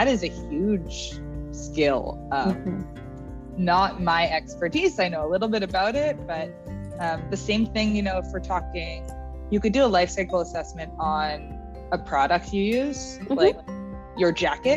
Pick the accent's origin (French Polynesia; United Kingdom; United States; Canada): Canada; Winnipeg, Manitoba; now in Toronto, Canada; I'm from Winnipeg, which is right in the middle of Canada, for those who don't know. And my high school was just a regular public high school